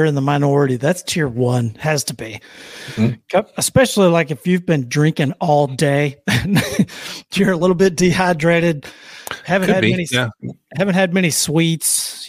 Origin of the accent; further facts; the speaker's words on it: the South, United States; I'm from the South